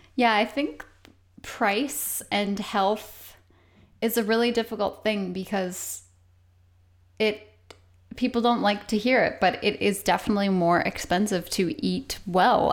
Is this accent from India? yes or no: no; Canada; I'm Canadian